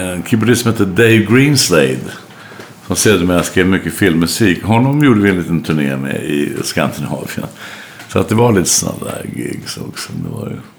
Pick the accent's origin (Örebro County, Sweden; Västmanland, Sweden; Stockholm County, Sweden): Örebro County, Sweden; Örebro; jag är uppväxt i Örebro